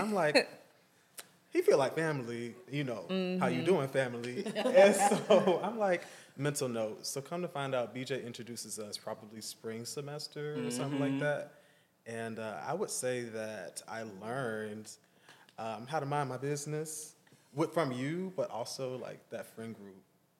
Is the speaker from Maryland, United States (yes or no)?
no; Sumter, South Carolina, United States; of course, I'm a part of the G.R.I.T.S. Co. I'm from Sumter, South Carolina